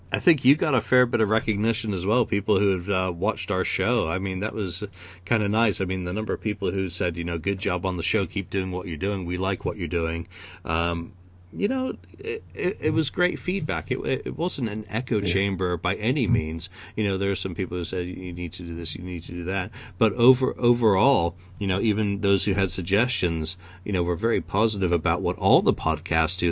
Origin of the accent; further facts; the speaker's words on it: England, United Kingdom; as an Englishman